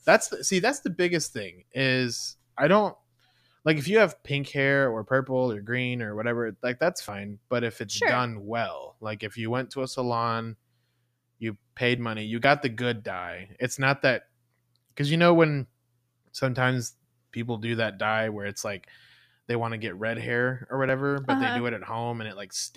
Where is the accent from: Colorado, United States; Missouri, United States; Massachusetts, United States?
Massachusetts, United States; Boston; I'm from Boston.